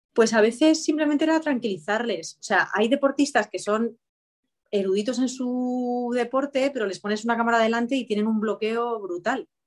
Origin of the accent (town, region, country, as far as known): Spain